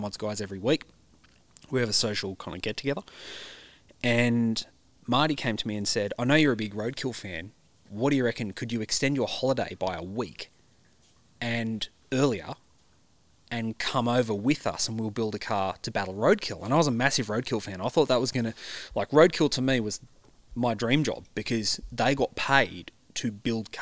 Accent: Central Coast, New South Wales, Australia; I grew up on the Central Coast in the 80s and 90s

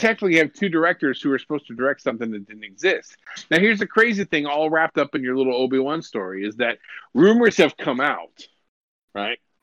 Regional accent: Lakewood, California, United States; I grew up in Lakewood, California, and eh, which is right next to Long Beach.

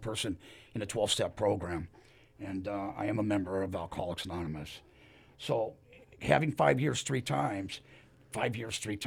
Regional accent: Los Angeles, California, United States; also born or lived in Inglewood, California; now in Ventura, United States; I was born in Inglewood, and I was raised in Westchester, went to Westchester High School

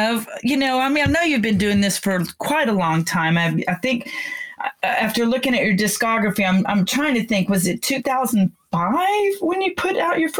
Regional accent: McKinney, Texas, United States; my hometown of McKinney, Texas.

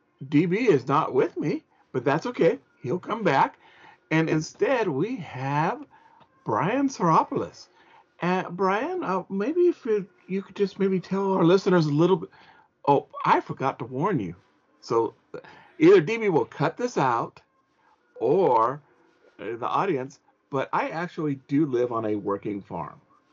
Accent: Ventura County, California, United States; now in Oregon, United States; I was born and raised in California and moved to Oregon.

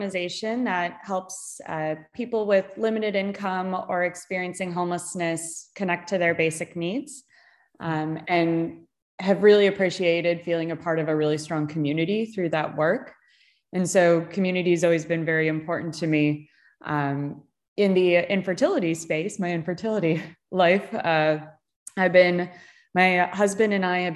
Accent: Chicago, Illinois, United States; now in California, United States; I grew up in Chicago

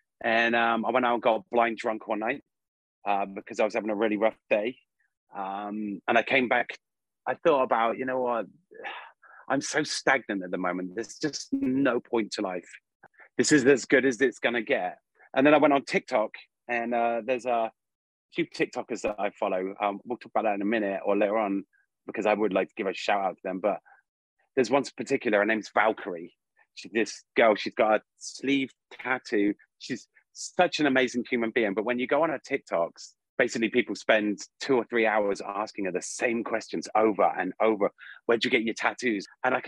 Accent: England, United Kingdom; now in United States; I could declare my freedom from England, but I do love my home country as much as I love America. So I feel like I'm English-American.

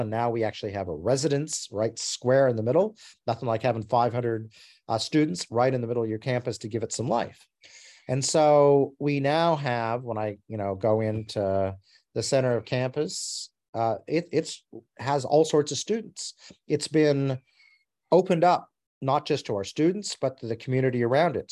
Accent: Alaska and Montana, United States; moved away as an adult; also born or lived in Arizona, United States; now in Australia; I grew up in Alaska and Montana in the United States

